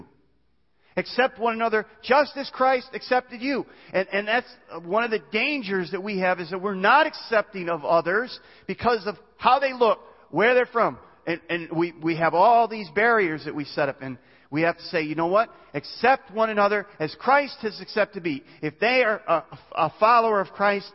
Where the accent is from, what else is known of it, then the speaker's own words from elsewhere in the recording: United States; I'm an American. I'm proud to be an American and born in the United States